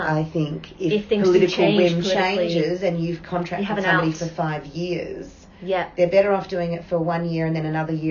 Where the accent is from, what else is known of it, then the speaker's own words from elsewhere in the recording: Port Lincoln, South Australia, Australia; also born or lived in Adelaide; now in Port Lincoln, Australia; I was born in Port Lincoln.